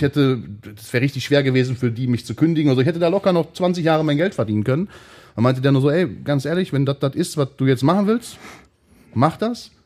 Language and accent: German; Hattingen, North Rhine-Westphalia, Germany; Wir kommen ja beide aus Hatting